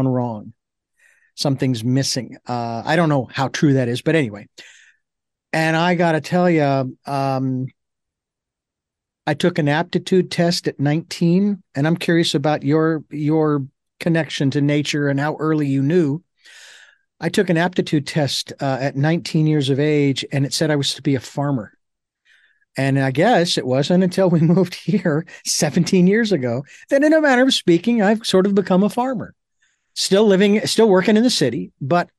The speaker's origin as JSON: {"language": "English", "town": "Phoenix", "region": "Arizona", "country": "United States", "tie": "born or raised there", "said": "I of course grew up in rural or urban, I should say, Phoenix, Arizona"}